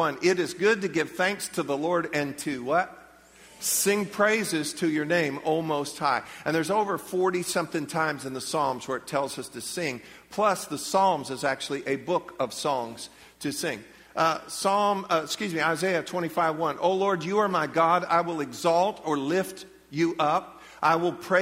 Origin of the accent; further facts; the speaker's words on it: United States; as American believers